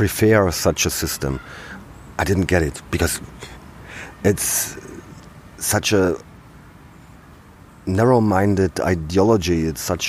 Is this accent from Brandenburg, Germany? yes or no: yes; Brandenburg, Germany; I'm from Brandenburg